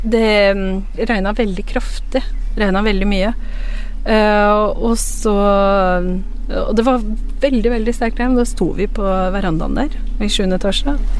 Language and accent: Norwegian; Drammen, Buskerud, Norway; also born or lived in Pakistan; alle vi har vokst opp i en blokkleilighet på Fjell